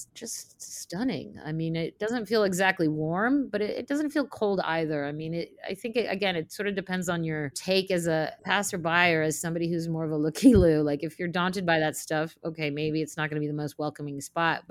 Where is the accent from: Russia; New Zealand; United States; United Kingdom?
Russia; Saint Petersburg; moved away; I'm from Russia, from St. Petersburg